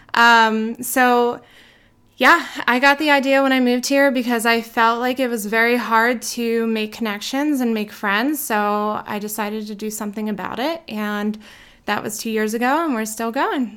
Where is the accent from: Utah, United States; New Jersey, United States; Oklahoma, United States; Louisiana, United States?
New Jersey, United States; moved away as an adult; now in Idaho, United States; I am from South Jersey, where I grew up. Um, I recently moved to Idaho three years ago